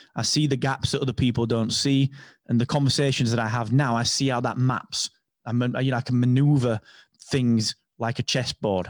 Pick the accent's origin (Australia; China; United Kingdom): United Kingdom; England; I'm English